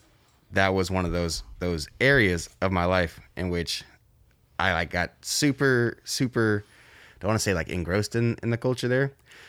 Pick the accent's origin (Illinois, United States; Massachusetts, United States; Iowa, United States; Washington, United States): Washington, United States; Everett; also born or lived in St. Louis; All over, man. I was born in Washington, but shoot, I spent my time between like Everett and St. Louis. So it was a pretty even split growing up.